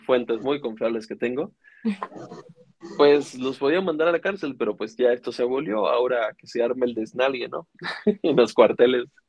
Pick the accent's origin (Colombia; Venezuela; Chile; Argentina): Venezuela; also born or lived in Iztapalapa, Mexico City, Mexico; now in Mexico City, Mexico; soy de Venezuela